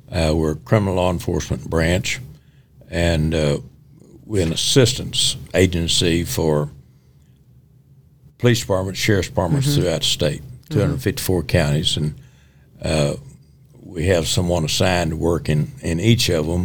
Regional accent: Fort Worth, Texas, United States; I was raised in Fort Worth and graduated from Arlington Heights High School

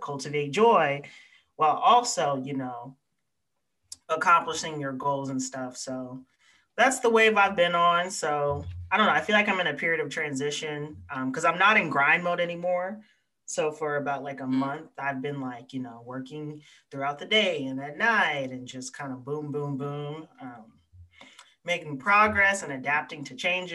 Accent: the American South, United States; accent: Black Southern English; I'm Black, Southern, English

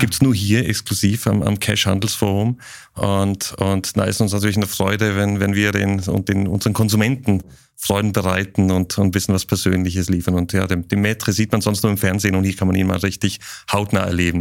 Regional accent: Zurich, Switzerland; moved away; ich bin in der Nähe vom Zürichsee aufgewachsen. Lind liegt am Zürichsee in der Schweiz

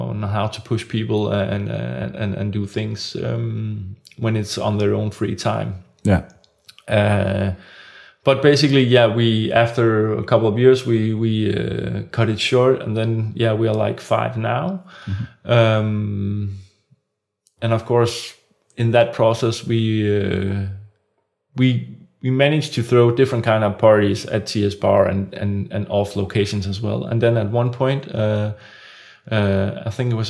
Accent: Copenhagen, Capital Region of Denmark, Denmark; I'm from Copenhagen

